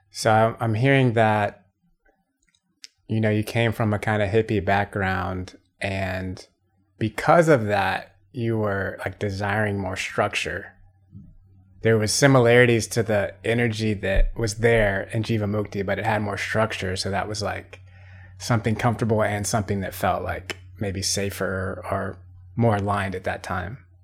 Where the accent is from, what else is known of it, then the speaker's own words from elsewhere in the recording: Atlanta, Georgia, United States; I'm from Atlanta